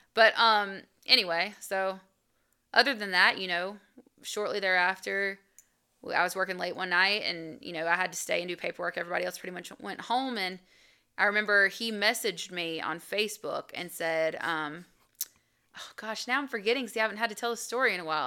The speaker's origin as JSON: {"language": "English", "town": "Albany", "country": "United States", "moved": "yes", "said": "I'm from Albany"}